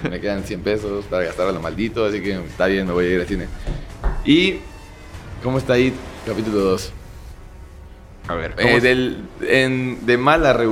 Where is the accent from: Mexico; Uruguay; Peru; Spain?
Mexico; somos, mexicanos